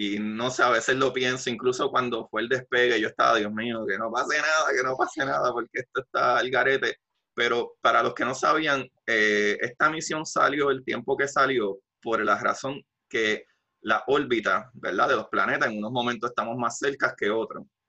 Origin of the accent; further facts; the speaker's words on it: Puerto Rico; yo como puertorriqueño